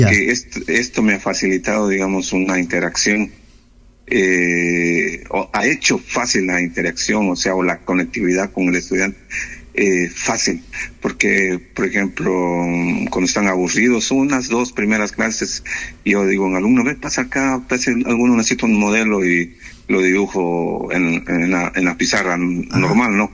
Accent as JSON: {"language": "Spanish", "area": "the Andes", "region": "southern Ecuador", "country": "Ecuador", "also_born_or_lived": "Loja, Ecuador / Oslo, Norway", "moved": "as an adult", "lives_now": "Nannestad, Norway", "said": "soy de los Andes, del sur de Ecuador"}